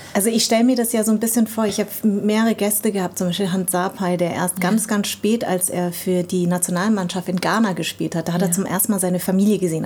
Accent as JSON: {"language": "German", "town": "Darmstadt", "region": "Hesse", "country": "Germany", "tie": "born or raised there"}